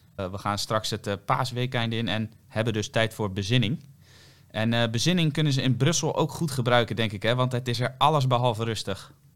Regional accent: Netherlands; wij zijn toch Nederlanders

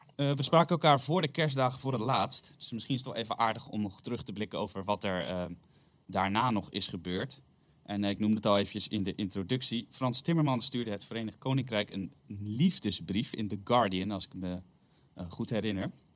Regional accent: Netherlands; als Nederlanders

